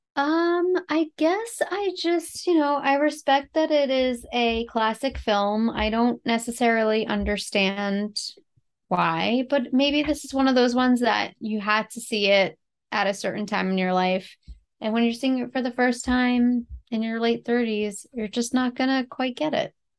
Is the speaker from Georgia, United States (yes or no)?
no; New York City, New York, United States; my hometown in the, like, early eighteen hundreds